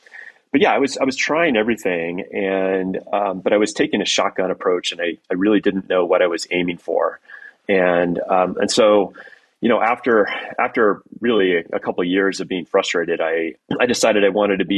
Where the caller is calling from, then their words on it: Durango, Colorado, United States; I'm calling in from our home base in Durango, Colorado.